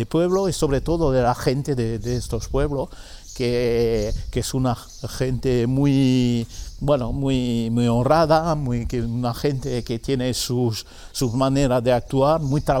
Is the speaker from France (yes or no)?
yes; France; moved away; Yo nací en el campo, en Francia